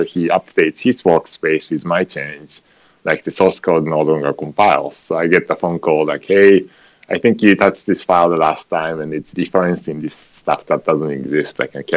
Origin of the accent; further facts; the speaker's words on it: Tokyo, Japan; moved away as an adult; now in United States; So I grew up in Japan, in Tokyo, and when I got old enough, I came over to the United States